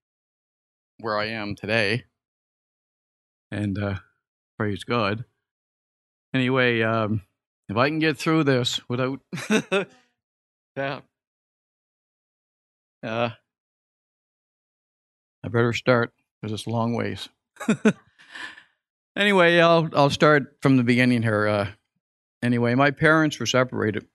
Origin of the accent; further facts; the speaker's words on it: Halifax, Nova Scotia, Canada; also born or lived in Yarmouth, Nova Scotia / Alberta; We lived over a general store on Main Street in Yarmouth.